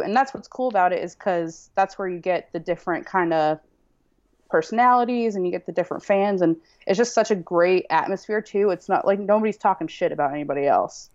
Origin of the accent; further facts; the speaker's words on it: central Massachusetts, United States; also born or lived in Wellesley, Massachusetts / Chattanooga, Tennessee; born and raised in small town in central Mass